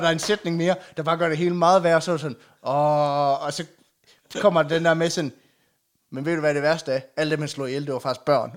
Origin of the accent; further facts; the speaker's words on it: Aulum, Central Denmark Region, Denmark; jeg er jo fra Aulum